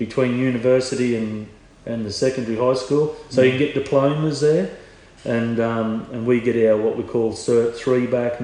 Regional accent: Queensland, Australia; moved away as an adult; now in Hunter Valley, Australia; I'm a Queenslander, I'd shod. Started shoeing when I was 14, shod

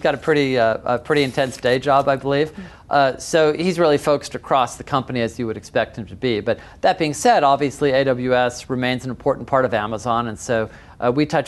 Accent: Seattle, Washington, United States; I grew up in Seattle

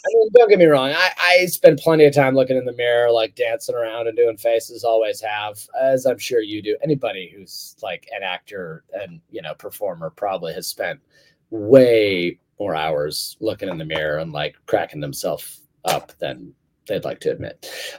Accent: United Kingdom; or like something on the telly, which I say because I'm British, you know, that's also its own beast.

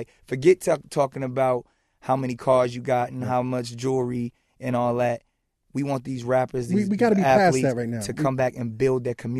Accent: Brooklyn, New York, United States; Nah. I'm a kid from Brooklyn, so.

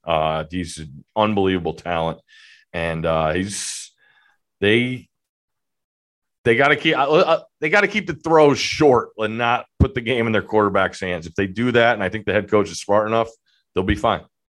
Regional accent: Connecticut, United States; growing up in Connecticut

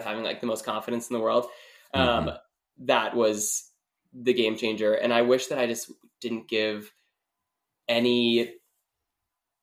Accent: Wisconsin, United States; being from the Midwest, because I'm from Wisconsin

